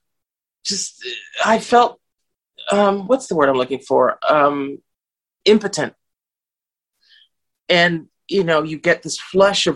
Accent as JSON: {"language": "English", "town": "Los Angeles", "region": "California", "country": "United States", "tie": "born or raised there", "also_born_or_lived": "United Kingdom", "moved": "as an adult", "lives_now": "Italy", "said": "I grew up in Bel Air and Malibu, which are the exclusive neighborhoods in Los Angeles"}